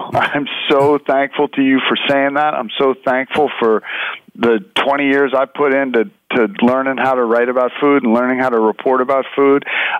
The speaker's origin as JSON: {"language": "English", "town": "New York City", "region": "New York", "country": "United States", "tie": "born or raised there", "said": "I grew up in New York City, and New York City is a great food town."}